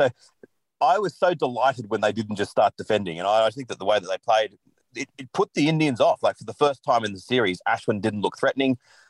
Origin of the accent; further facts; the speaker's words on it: Australia; I thought, as an Australian, absolutely.